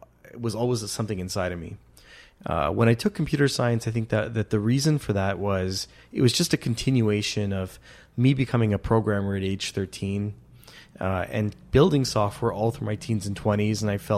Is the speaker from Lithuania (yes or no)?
no; Goa, India; We're from from Goa in India, which is Catholics that were 500 years before they were Catholic.